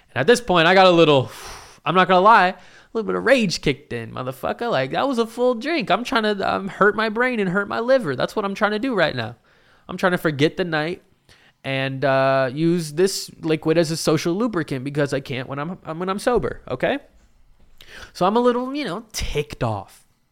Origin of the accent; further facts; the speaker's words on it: Lake Oswego, Oregon, United States; I grew up in Lake Oswego